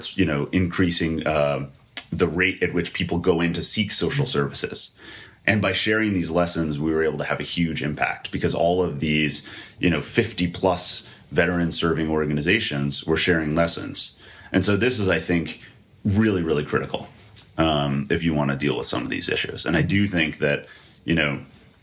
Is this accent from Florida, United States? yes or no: no; outside of Scranton, Pennsylvania, United States; I'm from outside of Scranton. So my actual hometown had 900 people